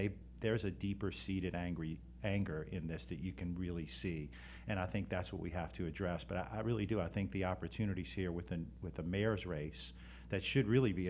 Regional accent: New Orleans, Louisiana, United States; I'm from New Orleans.

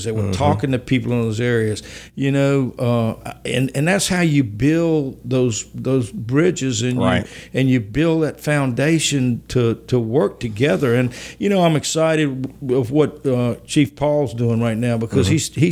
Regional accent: Baker, Louisiana, United States; also born or lived in Baton Rouge, Louisiana; we moved to Baker when I was in the fourth grade, and Baker was my home. I graduated from high school there

